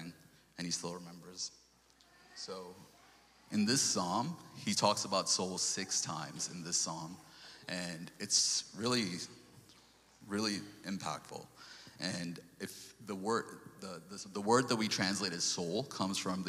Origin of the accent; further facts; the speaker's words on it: New York, United States; moved away; also born or lived in Sri Lanka / Portland; before we came to New York